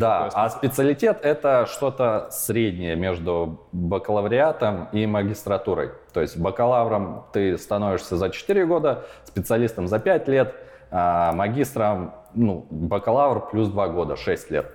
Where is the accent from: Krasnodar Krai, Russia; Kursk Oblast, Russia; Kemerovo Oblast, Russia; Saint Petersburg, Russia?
Kursk Oblast, Russia; Kursk; moved away as an adult; also born or lived in Perm / Kyiv; now in Prague, Czech Republic; В 4 года я переехал из э, Перми в Курск. И именно Курск можно считать мой родной город. Там я прожил большинство своей жизни